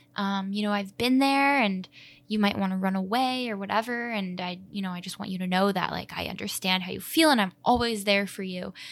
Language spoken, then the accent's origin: English; Chicago, Illinois, United States; I grew up in Edgewater in Chicago